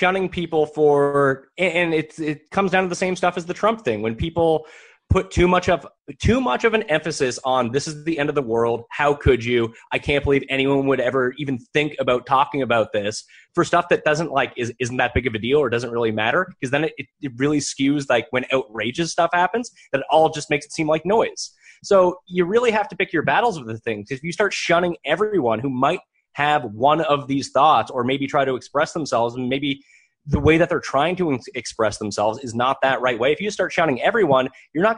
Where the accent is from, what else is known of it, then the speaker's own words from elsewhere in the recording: Halifax, Nova Scotia, Canada; moved away; I'm from Halifax. It's a great city. I would love to live in Halifax again someday